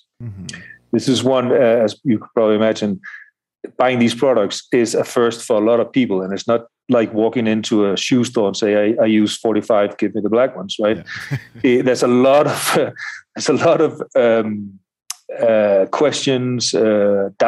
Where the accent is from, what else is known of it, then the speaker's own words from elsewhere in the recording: Denmark; now in Colombia; I myself, from Denmark